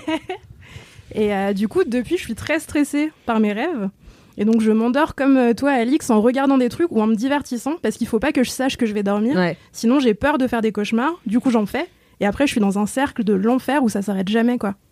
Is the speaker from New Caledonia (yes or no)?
yes; Ouvéa, Loyalty Islands Province, New Caledonia; now in Paris, France; je suis originaire de Nouvelle-Calédonie, euh, de l'île d'Ouvéa très précisément